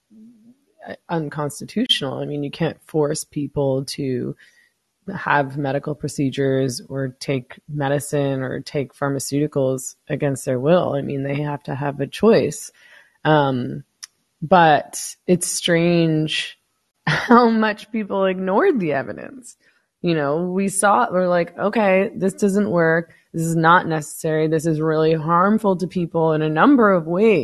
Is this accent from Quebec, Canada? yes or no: no; Vancouver, British Columbia, Canada; moved away as an adult; now in Mexico; I was born in Vancouver, so I lived there for 40 years